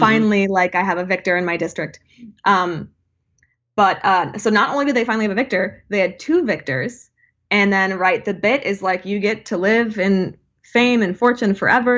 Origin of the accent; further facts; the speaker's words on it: Saint Paul, Minnesota, United States; we are from Minnesota, Saint Paul, Minneapolis